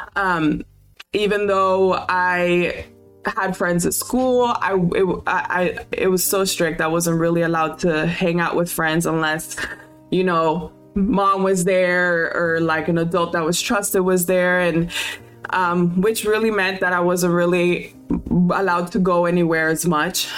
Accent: Homestead, Florida, United States; I grew up in Miami in a little small town called Homestead

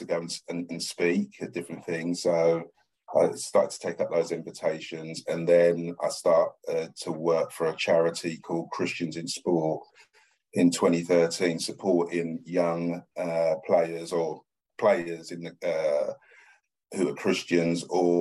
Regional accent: London, United Kingdom; I was born in Stratford, East London, cement floor, block of flats

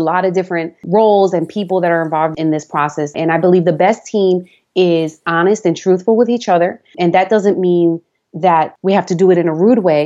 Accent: New York City, New York, United States; accent: New York; moved away as an adult; also born or lived in Long Island; now in Florida, United States; I was raised in the Bronx, had lived in Long Island a couple of years. And so we have an accent

